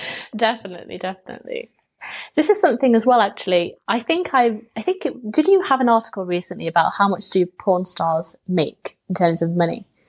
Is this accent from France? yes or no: no; England, United Kingdom; being English